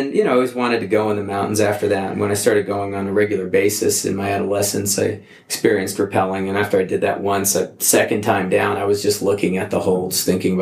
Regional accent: Albuquerque, New Mexico, United States; also born or lived in Oceanport, New Jersey / New York City; I grew up in Albuquerque, New Mexico

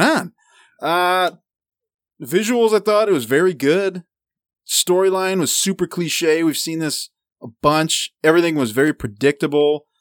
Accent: United States; I am American

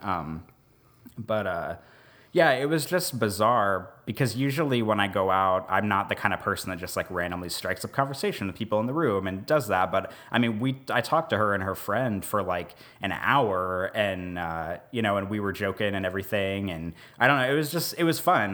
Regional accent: Kansas City, United States; also born or lived in Omaha, Nebraska; now in New Orleans, United States; I grew up outside of Kansas City, and then I, we lived in Omaha for about three years, and then now we're here

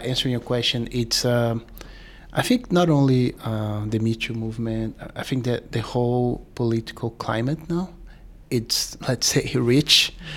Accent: Brazil; also born or lived in New York City; now in New York, United States; I'm from Brazil, uh, but I've been here for ten years.

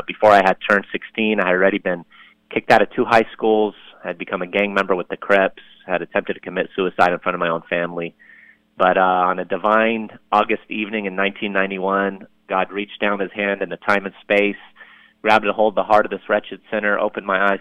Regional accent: Lebanon; now in United States; I'm from Lebanon, as I mentioned a little bit ago, and mm-hmm. We immigrated here to the U.S. back in 1980. And before that, you know, I say I was born in Lebanon

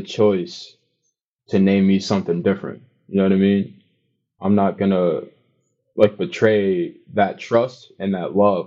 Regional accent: New York City, New York, United States; I'm from Brooklyn.

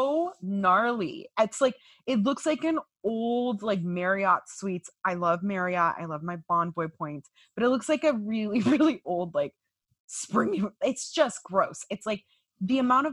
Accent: California, United States; accent: vocal fry; now in Miami, United States; I'm a Californian, hence the vocal fry

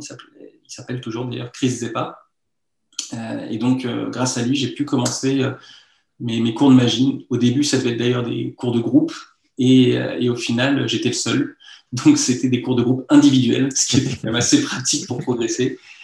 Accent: Lyon, Auvergne-Rhône-Alpes, France; also born or lived in Rouen; je suis né à Lyon, j'ai grandi à Lyon

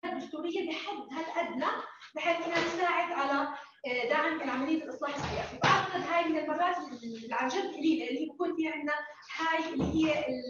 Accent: Jordan; احنا شباب اردني واحنا جزء من الشباب الاردني الناشط

